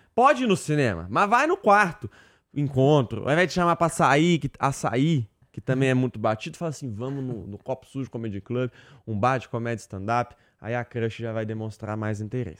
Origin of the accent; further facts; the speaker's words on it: interior of Minas Gerais, Brazil; Eu que sou mineiro do interior, o interior de Minas tem toda uma cultura